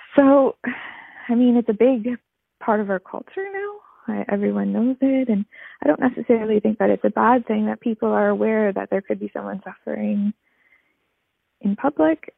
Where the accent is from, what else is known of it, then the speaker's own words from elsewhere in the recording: Port Colborne, Ontario, Canada; now in Cape Breton, Canada; I'm calling from Cape Breton, originally from Port Colborne, Ontario, of all places.